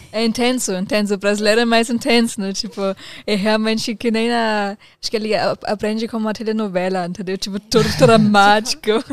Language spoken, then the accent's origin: Portuguese; Germany; Portuguese is a second language; moved away as an adult; also born or lived in New Zealand; now in Brazil; eu, saí da Alemanha e fui para Nova Zelândia. Isso, na verdade, foi acho que a primeira vez que eu saí da Alemanha, porque quando você termina, termina a escola lá